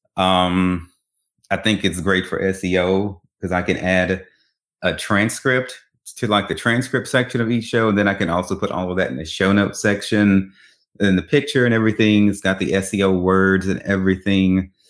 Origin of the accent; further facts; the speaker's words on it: Baton Rouge, Louisiana, United States; moved away; I'm originally from Baton Rouge, Louisiana